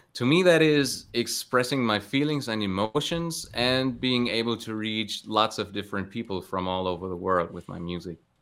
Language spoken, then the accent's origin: English; Cologne, North Rhine-Westphalia, Germany; in and around my hometown of Cologne